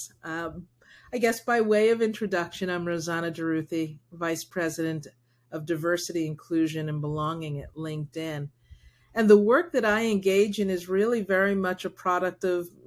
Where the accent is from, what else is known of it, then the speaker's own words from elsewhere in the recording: United States; first language Spanish; English is a second language; someone who is Black raised in the United States